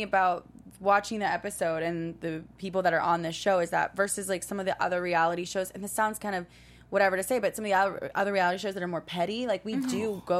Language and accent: English; New York City, New York, United States; now in Los Angeles, United States; starting from middle school up until basically when I moved to LA from New York City.